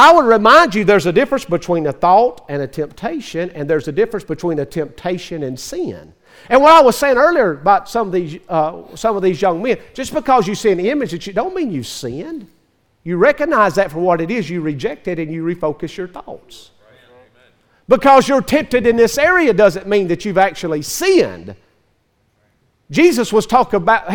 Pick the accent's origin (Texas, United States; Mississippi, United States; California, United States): Mississippi, United States; Northeast; I was raised in Northeast Mississippi, very close to Memphis.